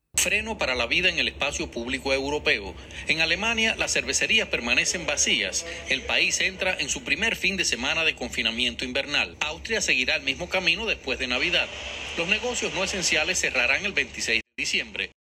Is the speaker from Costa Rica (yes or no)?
yes; Costa Rica